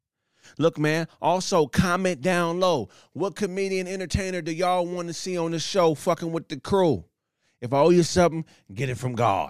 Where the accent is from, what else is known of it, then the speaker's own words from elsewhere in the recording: Pasadena, California, United States; my hometown, Pasadena, California.